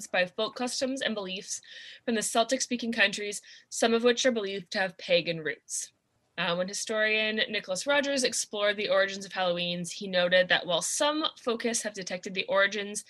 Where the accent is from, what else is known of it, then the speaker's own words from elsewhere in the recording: Vancouver, British Columbia, Canada; we grew up in the Vancouver area